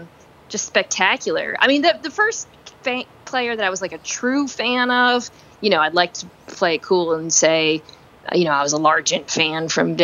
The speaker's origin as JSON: {"language": "English", "region": "Nebraska", "country": "United States", "tie": "born there", "also_born_or_lived": "Arizona / Virginia / Michigan", "said": "But I lived in Arizona, Virginia, I was born in Nebraska, Michigan. And actually, I'm not trying to pander, but people always think I'm Canadian. Because I guess I have somewhat of a flat voice from living in so many places."}